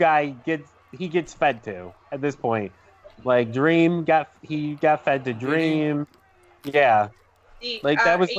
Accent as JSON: {"language": "English", "town": "Buffalo", "region": "New York", "country": "United States", "said": "I'm from Buffalo too."}